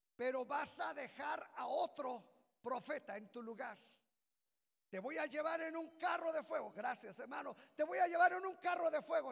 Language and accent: Spanish; Mexico; de ser mexicanos